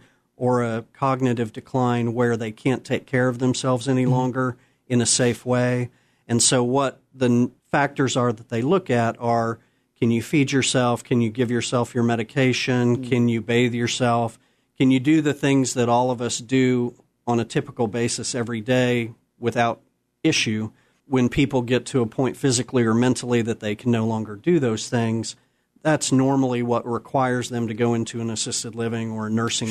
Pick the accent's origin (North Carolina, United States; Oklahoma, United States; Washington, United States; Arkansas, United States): Oklahoma, United States; Oklahoma City; also born or lived in Colorado; I was born in Colorado, but I was raised in Oklahoma City